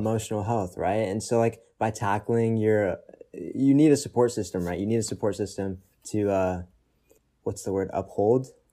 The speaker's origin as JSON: {"language": "English", "town": "Austin", "region": "Texas", "country": "United States", "tie": "born or raised there", "moved": "yes", "said": "born and partially raised in Texas. born in Austin"}